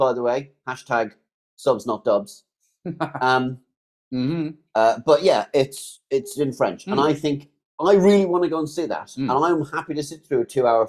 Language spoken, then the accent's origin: English; South East England, United Kingdom; because when we're not recording, I'm actually from Surrey.